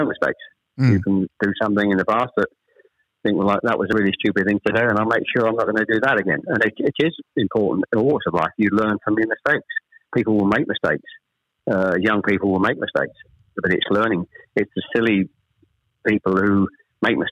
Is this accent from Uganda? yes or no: no; Chelmsford, East of England, United Kingdom; also born or lived in Ashton-under-Lyne; We actually moved south from Manchester. I was born in Ashton under Lyne. We actually moved south to Chelmsford when I was probably, I was the eldest of three, when I was probably about seven or eight